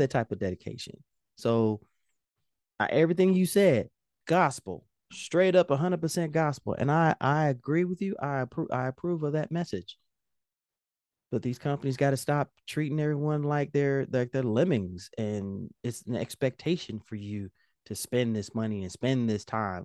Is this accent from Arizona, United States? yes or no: no; Indianapolis, Indiana, United States; I'm from Indianapolis